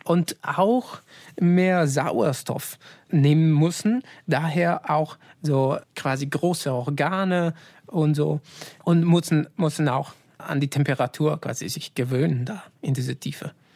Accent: Italy; German is a second language; moved away; als Italiener

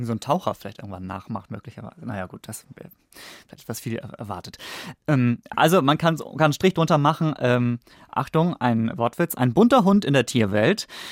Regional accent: Northern Germany, Germany; also born or lived in Stuttgart; als Norddeutscher

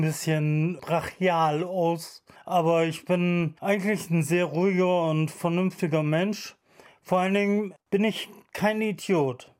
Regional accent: Bremen, Germany; ich bin aus Bremen-Osterholz, ich lebe da seit meiner Geburt und meine ganze Familie lebt da seit Ewigkeiten

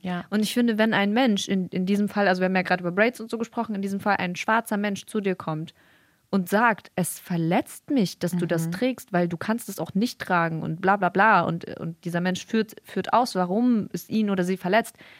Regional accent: Bremen, Germany; hier bei uns in Bremen

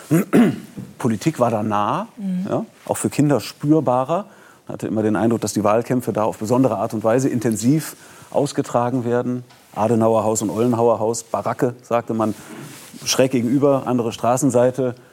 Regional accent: Bonn, North Rhine-Westphalia, Germany; ich bin ja in Bonn groß geworden, Äh, da habe ich meine ersten Opernerlebnisse im Stadttheater gehabt

